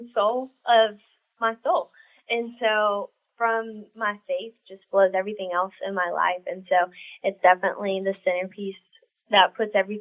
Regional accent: South Louisiana, United States; I was born and raised in South Louisiana

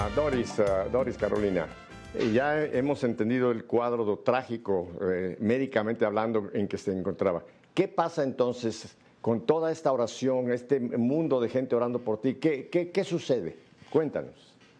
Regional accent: Mexico; now in Miami, United States; en Miami la minoría somos los mexicanos

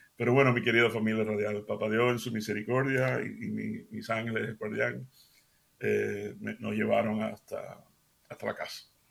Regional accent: Seville, Andalusia, Spain; moved away; yo soy un americano criado de padres cubanos, criado en Sevilla, España

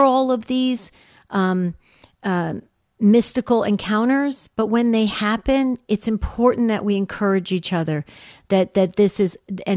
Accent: New Jersey, United States; I grew up in New Jersey

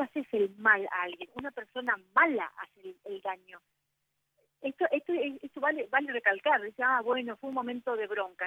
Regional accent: Argentina; acá en mi país

